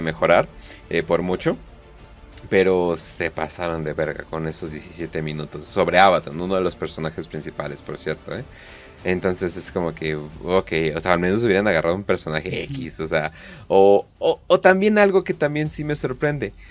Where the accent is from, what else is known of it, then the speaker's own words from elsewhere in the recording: Mexico; somos mexicanos